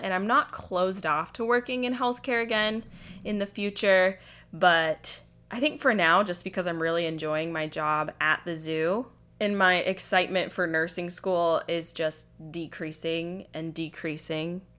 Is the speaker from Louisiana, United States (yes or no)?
no; Midway, Utah, United States; I'm from a little town called Midway. It's like forty-five minutes east of Salt Lake City